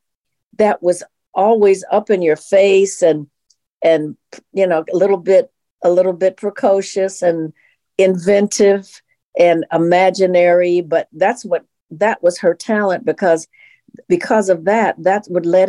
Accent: Detroit, Michigan, United States; moved away as an adult; also born or lived in New York / California; now in Los Angeles, United States; I was born and raised in Detroit. And I lived in Detroit until I was 18.

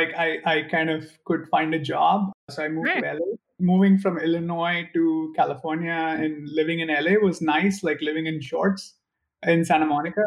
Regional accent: India; moved away as an adult; now in United States; I'm originally from India

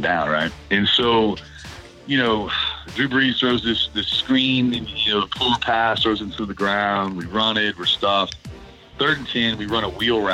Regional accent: New Orleans, Louisiana, United States; moved away as an adult; I'm born and raised in New Orleans

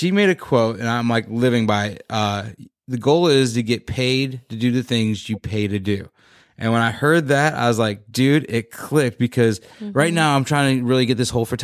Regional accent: West Virginia, United States; now in Illinois, United States; I grew up around West Virginia

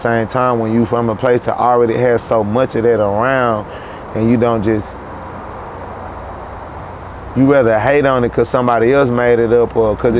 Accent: Chicago, Illinois, United States; also born or lived in Houston, United States; I'm from Chicago too. I was born in Chicago. I was born in Houston, but I was like raised back and forth in Chicago.

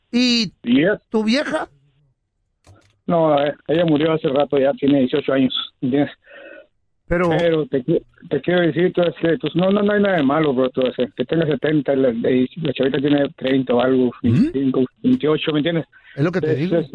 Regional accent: Guatemala; Yo soy de Guatemala.

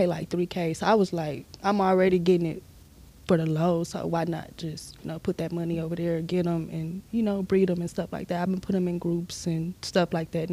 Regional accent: Sugar Land, Texas, United States; I grew up in Stafford, Sugar Land

